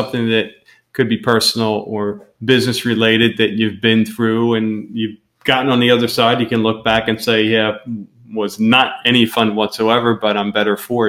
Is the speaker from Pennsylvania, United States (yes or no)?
yes; Pennsylvania, United States; moved away as an adult; first things I heard when we moved down here 5 years ago is, the work ethic down here isn't like it is. We're from Pennsylvania, up north.